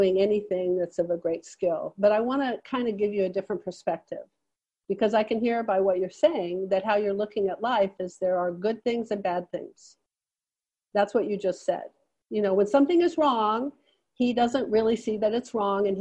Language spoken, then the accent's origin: English; United States; I'm an American